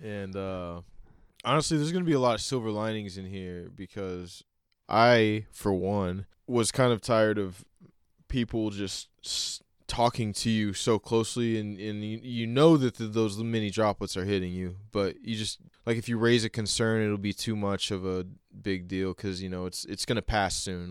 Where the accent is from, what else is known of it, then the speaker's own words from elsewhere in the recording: Oklahoma, United States; I grew up in Oklahoma